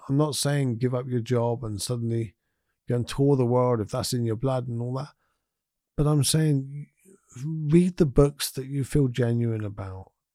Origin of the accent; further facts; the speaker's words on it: United Kingdom; as us British people